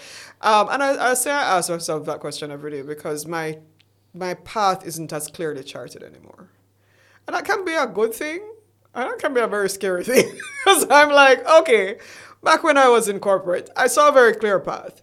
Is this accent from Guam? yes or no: no; Jamaica; we're Jamaican